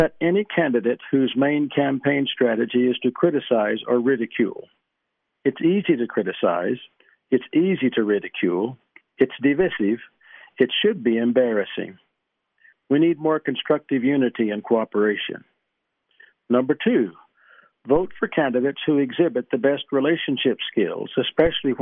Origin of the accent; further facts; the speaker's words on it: East Texas, United States; I grew up in East Texas